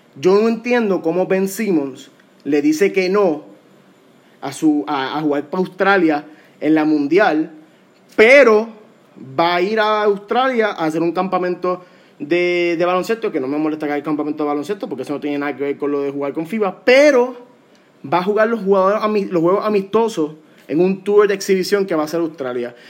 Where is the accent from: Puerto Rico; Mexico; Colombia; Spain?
Puerto Rico; como puertorriqueño